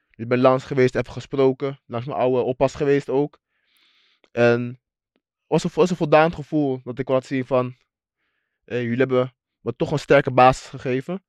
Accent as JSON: {"language": "Dutch", "country": "Suriname", "said": "waar ik vandaan kom. En dat is de Suriname"}